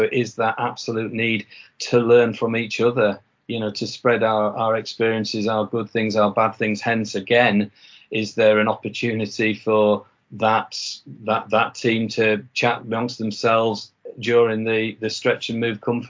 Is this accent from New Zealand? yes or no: no; Yorkshire and the Humber, United Kingdom; accent: Yorkshire; I think I can get away with saying that because of my fading Yorkshire accent.